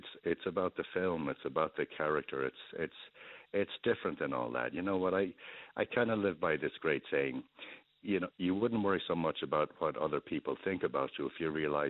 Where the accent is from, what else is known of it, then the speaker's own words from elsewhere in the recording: Chicago, Illinois, United States; now in Monte Carlo, Monaco; I grew up in Chicago digging ditches and being in fights and silly things as well. But I grew up working hard.